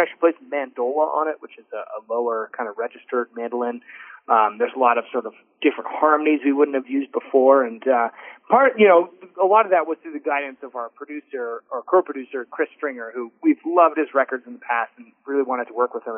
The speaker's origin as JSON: {"language": "English", "country": "Canada", "moved": "yes", "lives_now": "Nashville, United States", "said": "as a Canadian band"}